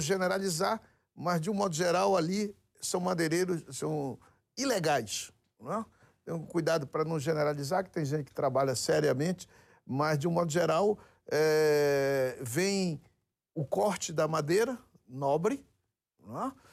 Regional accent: Amazonas, Brazil; No Amazonas, que eu sou do Amazonas

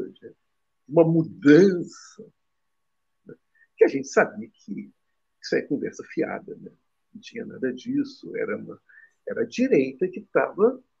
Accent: Rio de Janeiro, Brazil; Eu sou carioca

